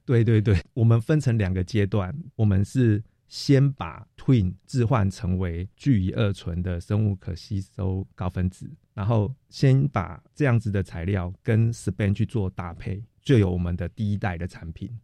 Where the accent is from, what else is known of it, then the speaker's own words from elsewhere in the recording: Taiwan; 我们自己台湾人